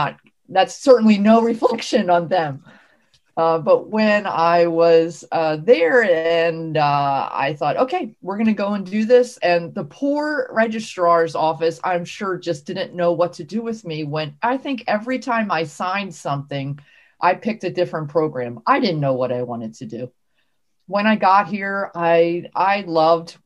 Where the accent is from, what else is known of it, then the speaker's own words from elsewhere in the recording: New Jersey, United States; I grew up in South Jersey. That's New Jersey down by Philadelphia